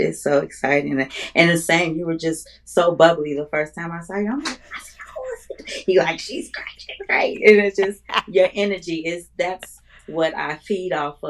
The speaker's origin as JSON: {"language": "English", "town": "Chicago", "region": "Illinois", "country": "United States", "tie": "born or raised there", "said": "I am from Chicago, Illinois. Born and raised my whole life, except for when I went to undergrad school. Born to parents that's from Chicago. Well, my mom and my father's from the islands. He's from Jamaica."}